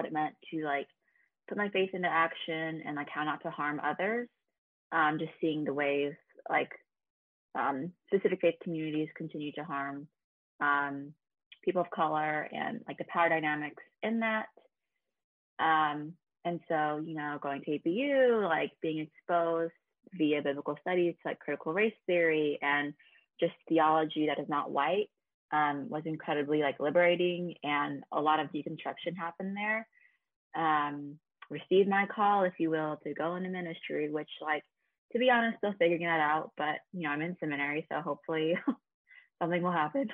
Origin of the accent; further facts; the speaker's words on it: California, United States; also born or lived in South Korea; I was born in South Korea and then adopted when I was 9 months old. Grew up in California